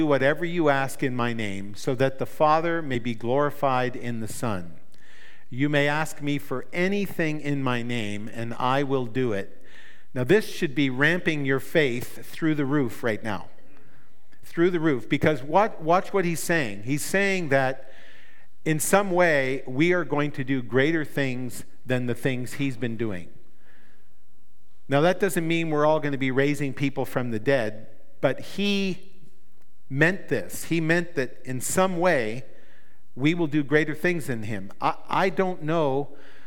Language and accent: English; New Brunswick, Canada; I come from New Brunswick in Canada.